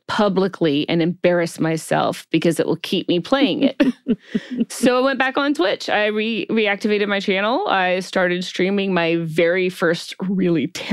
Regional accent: Alabama, United States; moved away as an adult; now in California, United States; I'm originally from Alabama. I transplanted to California some couple of decades ago

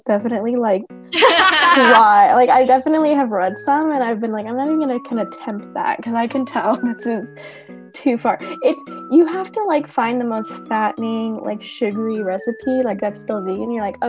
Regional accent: Alabama, United States; moved away; I spent like 6 or 7 years like as of my childhood in Alabama

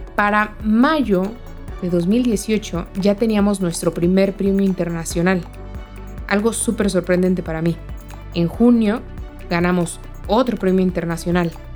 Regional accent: Mexico; soy mexicana

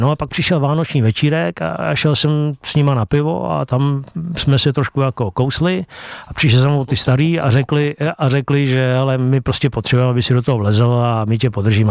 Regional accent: Chrustenice, Central Bohemian Region, Czechia; also born or lived in Beroun; takže z těch chrustenic, kde já bydlím

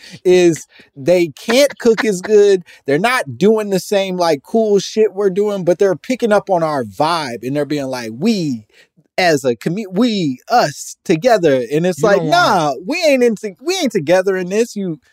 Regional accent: Oklahoma, United States; also born or lived in Louisiana; So a little backstory. I'm from Oklahoma by way of Louisiana.

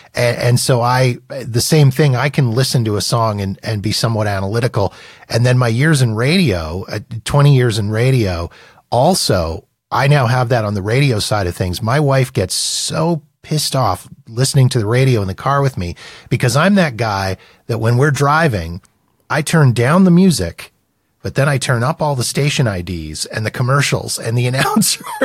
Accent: Winnipeg, Manitoba, Canada; I grew up in Winnipeg, Manitoba

